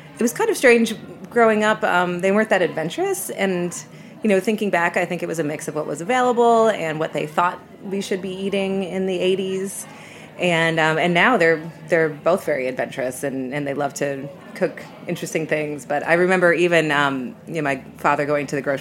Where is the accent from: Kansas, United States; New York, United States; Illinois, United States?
New York, United States; Western; I'm from Western New York, a small town